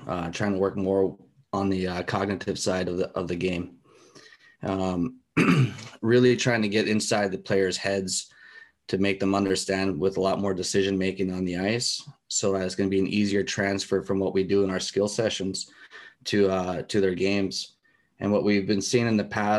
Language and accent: English; United States; moved away as an adult; also born or lived in Alaska / Europe; I came from the States. I grew up there